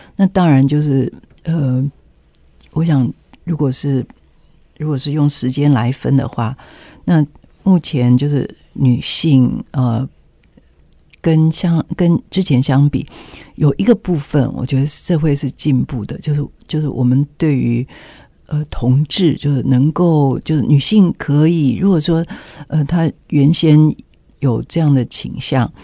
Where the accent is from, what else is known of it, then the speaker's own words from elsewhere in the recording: Taiwan; 我们台湾人